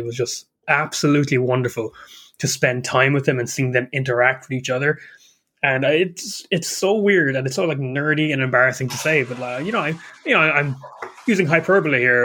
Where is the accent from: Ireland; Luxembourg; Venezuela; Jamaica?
Ireland; I'm an Irishman.